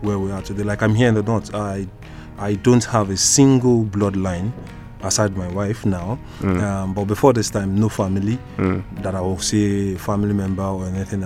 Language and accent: English; Lagos, Nigeria; also born or lived in Port Harcourt / Bayelsa / Imo State; now in northern Nigeria; Grew up in Lagos